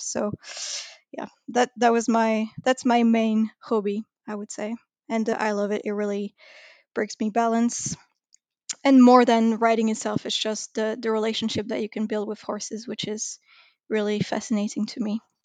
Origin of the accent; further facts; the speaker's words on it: Paris suburbs, Île-de-France, France; Then I moved out, uh, to be in the suburb, but still very close to the city